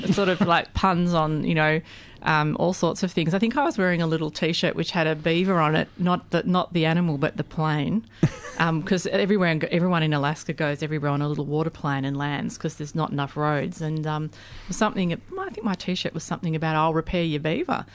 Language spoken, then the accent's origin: English; Australia